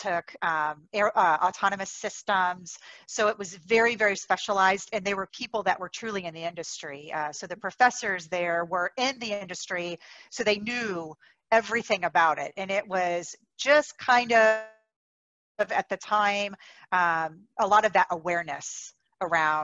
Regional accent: Daytona Beach, Florida, United States; moved away as an adult; now in Arizona, United States; I grew up in Daytona

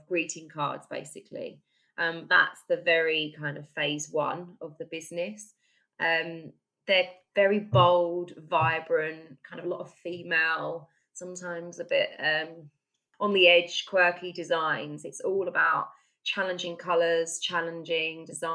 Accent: Essex, East of England, United Kingdom; moved away as an adult; now in Stockport, United Kingdom; I'm from Essex, actually

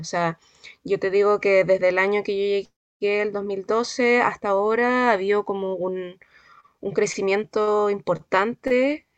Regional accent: Santiago, Santiago Metropolitan Region, Chile; moved away as an adult; now in La Serena, Chile; yo no soy serenense, yo soy santiaguina pero llevo acá en la región, eh, de hecho este año cumplo diez, cumplí 10 años acá

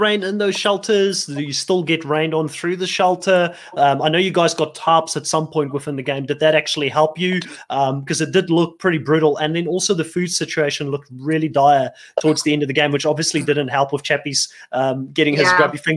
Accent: Cape Town, Western Cape, South Africa; moved away; I'm from Cape Town, so I know Cape Town quite well

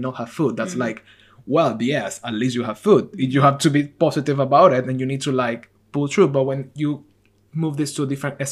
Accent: Venezuela; I'm from Latin America, I'm from Venezuela

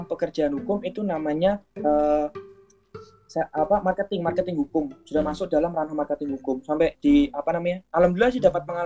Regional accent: Jayapura, Papua, Indonesia; also born or lived in Java; Jayapura Jayapura Papua masih orang orang Jawa lahir besar di Papua kuliah di Jawa lagi dan akan kembali ke Papua insya Allah.

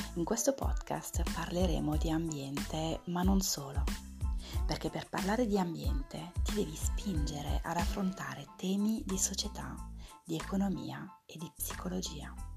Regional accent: Lyon, Auvergne-Rhône-Alpes, France; moved away as an adult; now in Province of Milan, Italy; Vengo dal Lione, in Francia. Mi sono trasferita in Italia nel duemila e cinque e vivo in provincia di Milano.

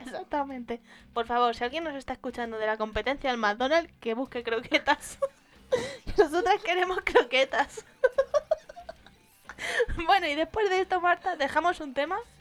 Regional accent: Madrid, Community of Madrid, Spain; nosotras somos de Madrid

